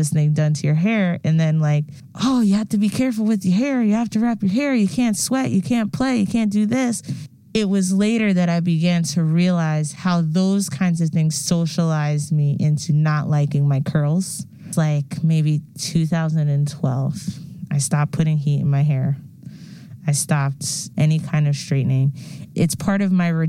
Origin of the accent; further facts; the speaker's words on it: New York, United States; I grew up in New York